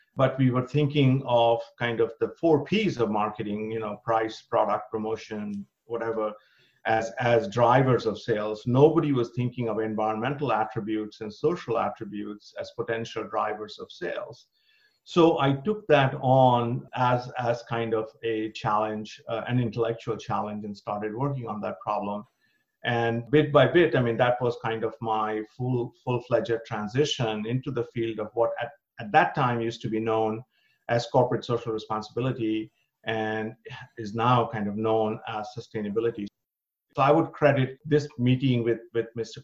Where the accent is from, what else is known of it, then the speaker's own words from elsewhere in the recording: India; moved away as an adult; also born or lived in Berlin, Germany; now in United States; I was born and brought up in India.